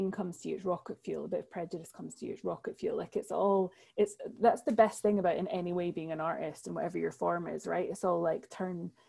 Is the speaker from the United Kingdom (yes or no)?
yes; Edinburgh, Scotland, United Kingdom; moved away as an adult; also born or lived in London; my family are very West Coast, even though I was brought up in Edinburgh